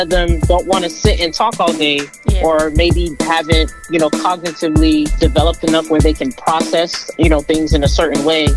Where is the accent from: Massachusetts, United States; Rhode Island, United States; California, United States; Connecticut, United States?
Massachusetts, United States; Boston; also born or lived in Roslindale, Boston; I was born and raised in, in Massachusetts, Boston to be exact. Um, grew up in Mattapan